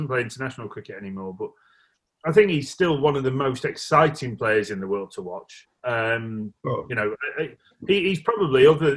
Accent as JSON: {"language": "English", "region": "England", "country": "United Kingdom", "said": "I'm English"}